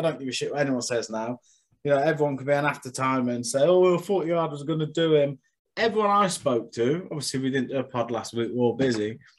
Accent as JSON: {"language": "English", "region": "Yorkshire and the Humber", "country": "United Kingdom"}